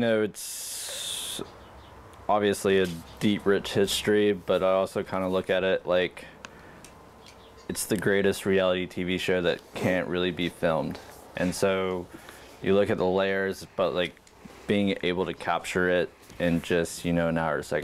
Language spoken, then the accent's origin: English; Covington, Georgia, United States; I grew up just outside of Atlanta, in a little town called Covington, Georgia